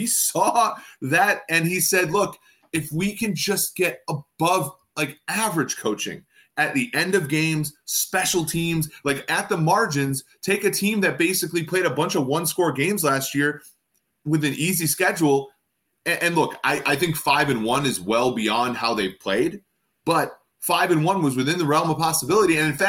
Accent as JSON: {"language": "English", "region": "Minnesota", "country": "United States", "tie": "born or raised there", "said": "growing up in Minnesota"}